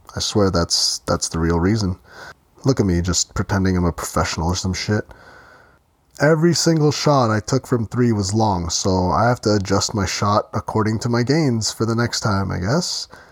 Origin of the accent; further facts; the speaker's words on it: Ontario, Canada; my hometown